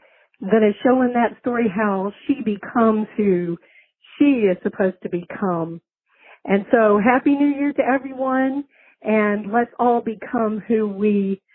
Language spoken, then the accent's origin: English; Virginia, United States; moved away as an adult; now in Nauvoo, United States; I'm originally from Virginia, but recently moved to Nauvoo, Illinois.